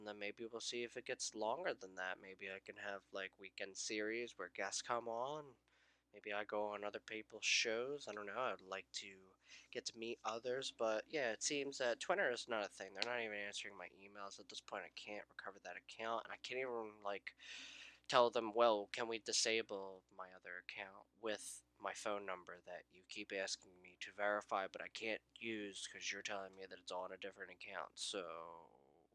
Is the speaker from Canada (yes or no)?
no; United States; I'm from the United States